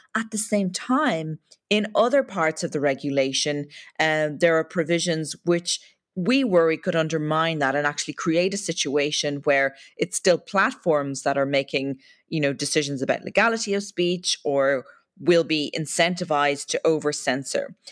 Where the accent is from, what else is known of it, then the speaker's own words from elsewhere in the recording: Ireland; accent: Irish lilt; As your listeners can probably tell from the Lilton, my accent, I come from uh, Ireland